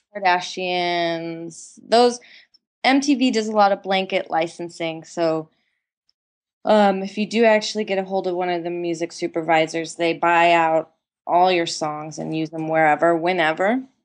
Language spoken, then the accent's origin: English; San Diego, California, United States; now in Los Angeles, United States; I grew up in San Diego